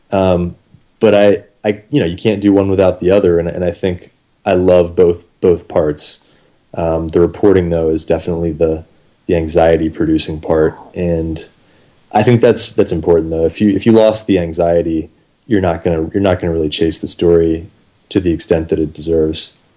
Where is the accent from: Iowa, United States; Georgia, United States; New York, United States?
Georgia, United States; Atlanta; moved back to Atlanta within about a year. I'm from Atlanta